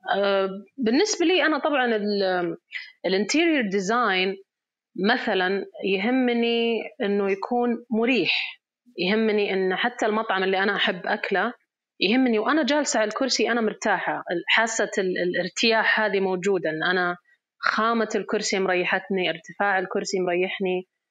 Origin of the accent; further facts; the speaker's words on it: Riyadh Province, Saudi Arabia; احنا شخصيا في في الريجن عندنا في الرياض